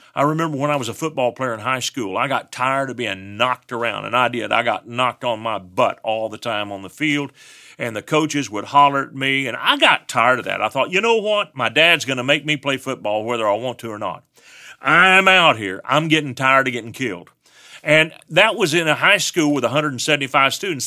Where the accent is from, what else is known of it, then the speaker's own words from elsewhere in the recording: West Texas, United States; I'm from West Texas. I have an accent.